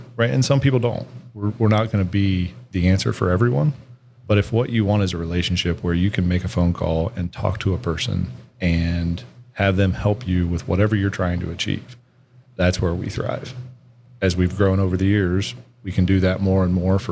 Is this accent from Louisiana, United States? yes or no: no; New Madison, Ohio, United States; moved away as an adult; also born or lived in Akron, Ohio / Cleveland, Ohio; now in Columbus, United States; I grew up on the west side of Ohio, a small community called New Madison